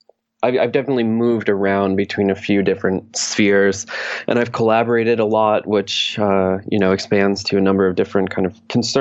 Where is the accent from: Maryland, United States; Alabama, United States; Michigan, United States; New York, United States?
New York, United States; now in New York City, United States; I was born in New York State